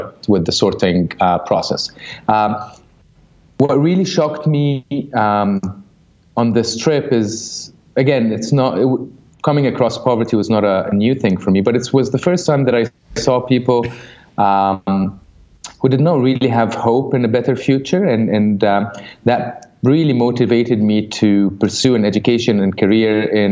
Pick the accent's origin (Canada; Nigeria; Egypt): Egypt; Cairo, Cairo Governorate; moved away; I'm originally from Cairo, Egypt.